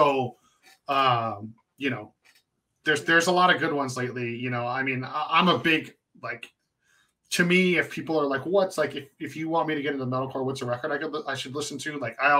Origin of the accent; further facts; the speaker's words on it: West Coast, United States; because I grew up in the West Coast metalcore scene